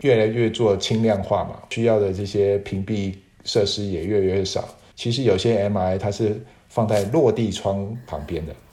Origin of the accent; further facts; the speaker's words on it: Taiwan; moved away as an adult; 我是台湾的大学本土毕业的嘛